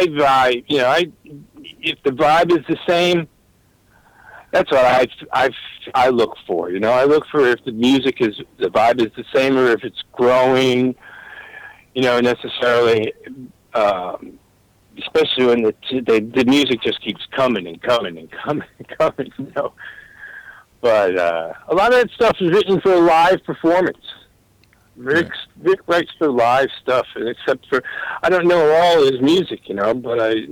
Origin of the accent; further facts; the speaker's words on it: Newport, Rhode Island, United States; I grew up in Newport, Rhode Island